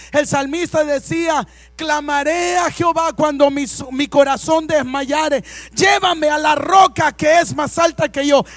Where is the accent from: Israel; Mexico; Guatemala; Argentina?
Mexico